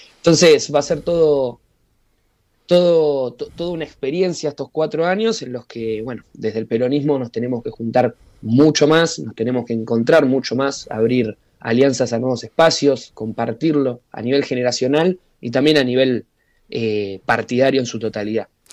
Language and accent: Spanish; Argentina; como militantes y como argentinos